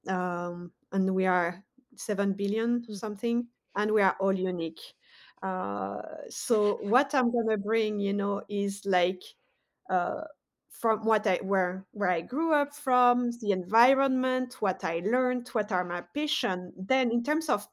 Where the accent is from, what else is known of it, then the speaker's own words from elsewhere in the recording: France; moved away as an adult; now in United States; I was born in France, grew up in France, but also did a lot of my studies in the USA. So I've been living in America for 12 years